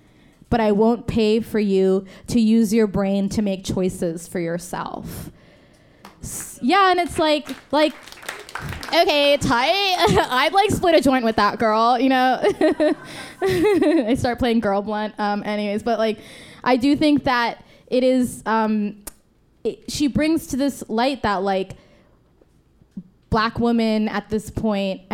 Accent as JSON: {"language": "English", "region": "New Jersey", "country": "United States", "said": "I am from Jersey"}